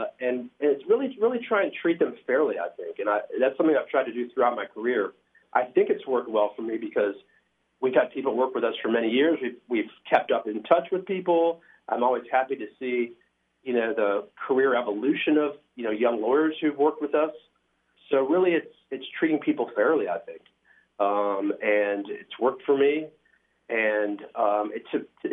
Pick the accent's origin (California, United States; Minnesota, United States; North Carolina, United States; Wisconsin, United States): North Carolina, United States; moved away as an adult; also born or lived in Boston / London; growing up in North Carolina